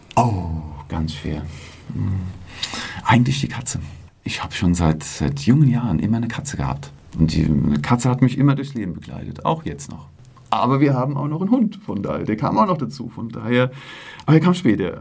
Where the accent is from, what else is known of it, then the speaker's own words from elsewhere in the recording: Selters, Hesse, Germany; meine Heimatgemeinde und meinen Heimatverein